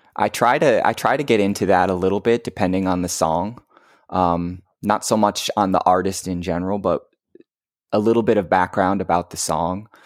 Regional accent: Detroit, Michigan, United States; moved away; I grew up in Detroit

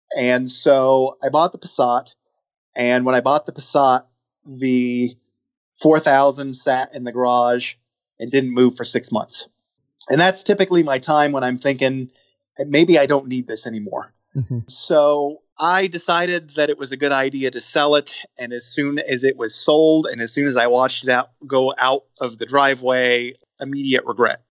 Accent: Midwest, United States; also born or lived in Atlanta; now in Cincinnati, United States; I'm originally from the Midwest

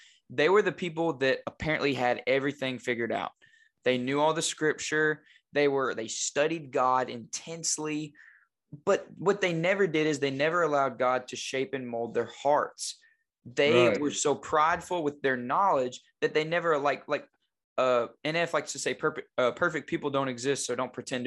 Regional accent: Batesville, United States; moved away as an adult; now in Jonesboro, United States; we're both from Batesville, but we're not in Batesville, thank goodness. Like, we're out. I'm in Jonesboro

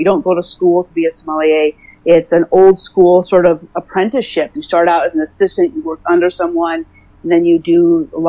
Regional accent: Oakland, California, United States; I am from Oakland, California. I've been on the West Coast my whole life

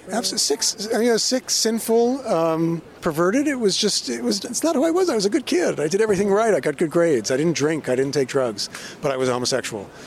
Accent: 16 miles east of Manhattan, New York, United States; I grew up in the Iowa of New York, you know, 16 miles uh, east of Manhattan

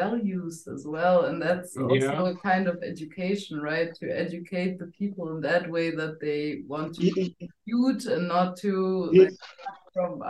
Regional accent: Germany; I grew up in Germany

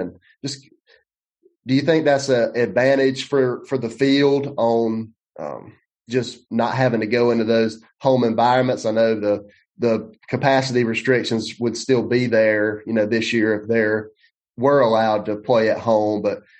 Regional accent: South Carolina, United States; I grew up here, I've lived here my whole life, and just a couple hours away from the beach in Hartsville

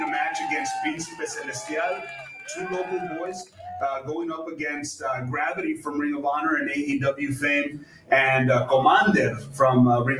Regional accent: Roma, Texas, United States; my hometown of Roma, Texas.

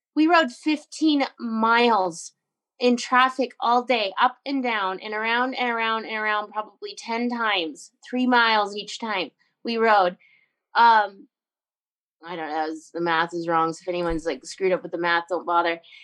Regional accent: Canada; I grew up on the Alaska Highway

